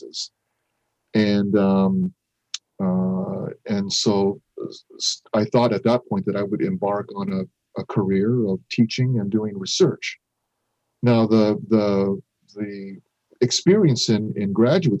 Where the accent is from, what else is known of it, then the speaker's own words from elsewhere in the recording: Japan; moved away; also born or lived in North America; me being born and raised in Japan, acculturating into North American life